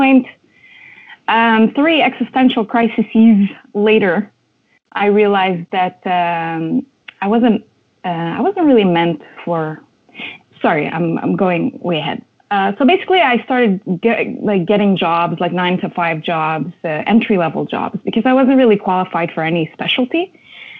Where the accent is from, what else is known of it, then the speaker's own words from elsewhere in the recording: Montreal, Quebec, Canada; moved away as an adult; also born or lived in Lebanon; now in Toronto, Canada; I was born in Lebanon and was raised in Montreal